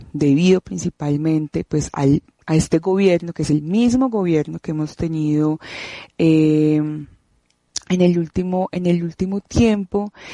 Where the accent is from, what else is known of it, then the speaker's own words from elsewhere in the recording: Medellín, Antioquia, Colombia; de Medellín, Colombia.